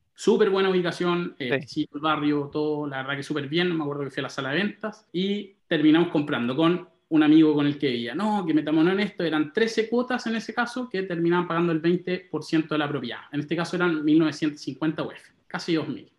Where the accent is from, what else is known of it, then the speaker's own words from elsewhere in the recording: Santiago, Santiago Metropolitan Region, Chile; Me crié en Santiago, en La Reina. Pasé toda mi adolescencia, mi niñez en La Reina